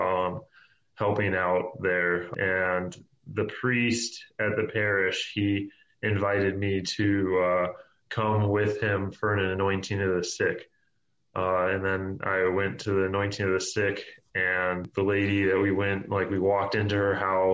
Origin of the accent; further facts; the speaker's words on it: Tampa, Florida, United States; now in Milwaukee, United States; I grew up in Tampa, Florida